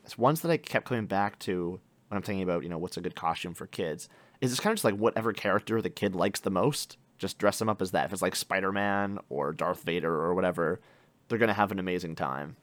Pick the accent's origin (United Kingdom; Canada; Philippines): Canada; our experience growing up in Canada